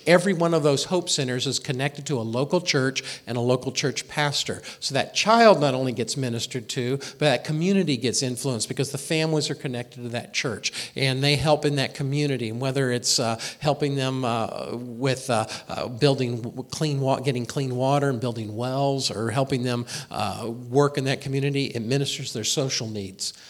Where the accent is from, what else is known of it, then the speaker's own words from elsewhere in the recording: Indianapolis, Indiana, United States; moved away as an adult; also born or lived in Springfield, Missouri; I grew up in Indianapolis, Indiana